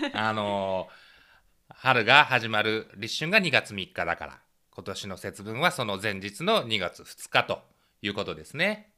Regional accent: Kansai, Japan; 僕は一応関西生まれで両親関西なんですけど

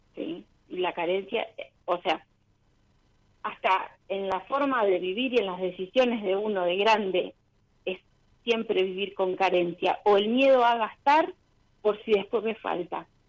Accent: Rosario, Santa Fe, Argentina; De Rosario.

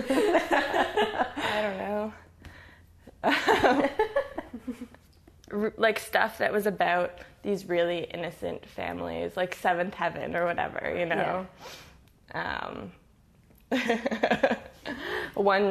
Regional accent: Toronto, Ontario, Canada; I grew up in Etobicoke

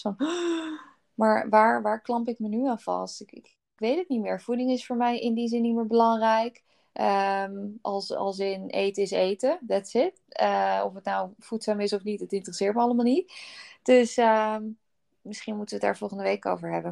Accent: Netherlands; als Nederlanders

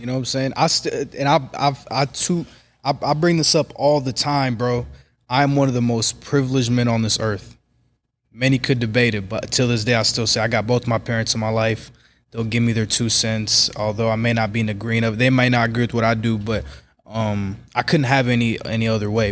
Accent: Kansas City, Missouri, United States; Kansas City, born and raised in Kansas City, Missouri, twenty-three years old

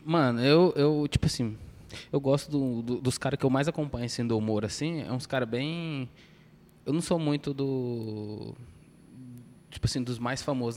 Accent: Goiânia, Goiás, Brazil; Com a gente que é goianiense

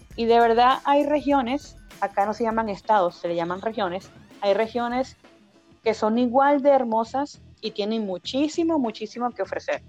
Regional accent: Caracas, Capital District, Venezuela; now in Chile; yo soy caraqueña de nacimiento, eh, paraguanera y guariqueña de corazón, madre paraguanera, padre guariqueño

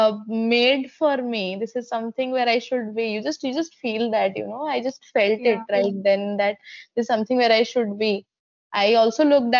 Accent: Odisha, India; I'm from Odisha.

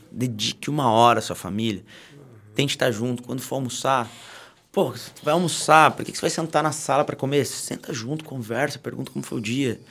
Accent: Taubaté, São Paulo, Brazil; sou de Taubaté.

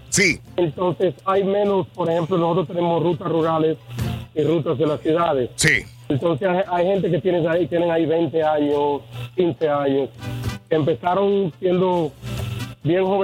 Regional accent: Dominican Republic; República Dominicana

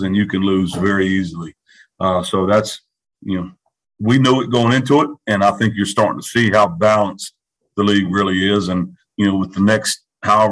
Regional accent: Clemmons-Lewisville area, North Carolina, United States; I'm from the Clemens-Louisville area

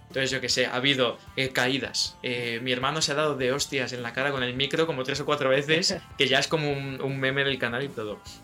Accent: Spain; los españoles tenemos como nuestro acento inglés españolizado un poco

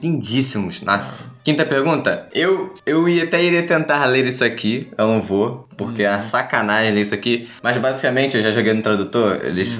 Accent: Brazil; como brasileiros

